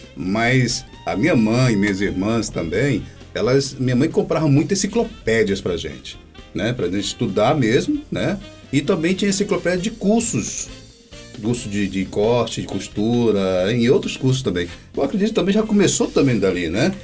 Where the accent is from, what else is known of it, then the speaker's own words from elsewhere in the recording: Rio de Janeiro, Brazil; Como fui criado no Rio